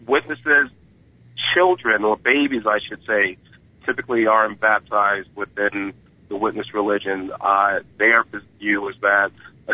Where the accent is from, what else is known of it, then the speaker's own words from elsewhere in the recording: New York City, New York, United States; I was born in 1974 in Brooklyn, New York.